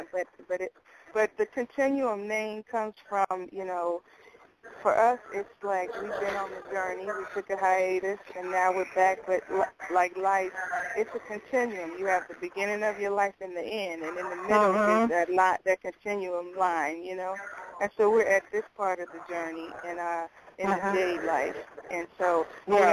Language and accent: English; Chicago, Illinois, United States; we're from Chicago, Tanya